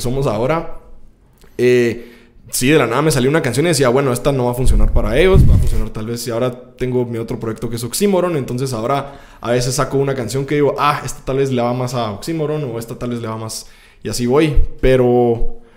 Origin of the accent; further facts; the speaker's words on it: Guatemala; como artista guatemalteco